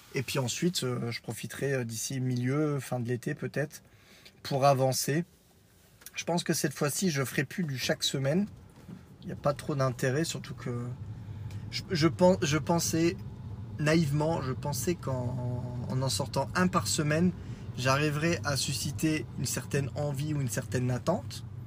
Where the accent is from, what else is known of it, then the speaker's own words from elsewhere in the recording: France; je suis français, né en France